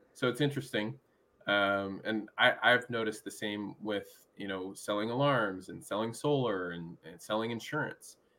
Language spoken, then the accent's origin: English; Omaha, Nebraska, United States; now in Gainesville, United States; I grew up in Omaha